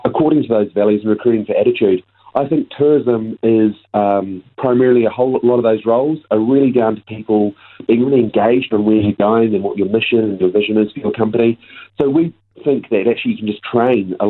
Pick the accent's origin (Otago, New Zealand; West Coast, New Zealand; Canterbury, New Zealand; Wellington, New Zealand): Canterbury, New Zealand; Christchurch; moved away as an adult; also born or lived in United Kingdom; growing up in Christchurch